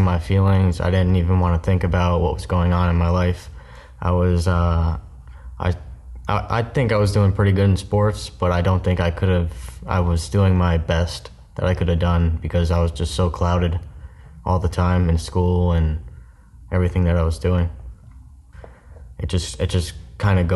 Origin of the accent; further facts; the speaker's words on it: Newburgh, New York, United States; moved away as an adult; also born or lived in Florida; I was born in Newburgh, New York